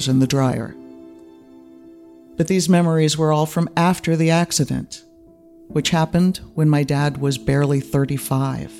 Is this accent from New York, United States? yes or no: no; near San Francisco, California, United States; also born or lived in Germany; They bought the house near San Francisco when I was 5